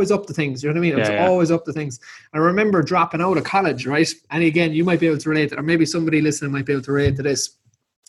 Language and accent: English; Southwest Ireland, Ireland; I'm just a normal lad from Southwest Ireland